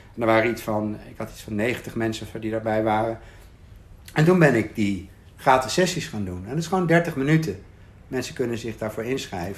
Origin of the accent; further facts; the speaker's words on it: Arnhem, Gelderland, Netherlands; ik woonde in Arnhem. Ehm, ehm, ik ben geboren in Arnhem-Zuid in een flat. En daar heb ik tot mijn, weet ik veel, vierde, vijfde gewoond. Toen zijn we verhuisd naar een andere wijk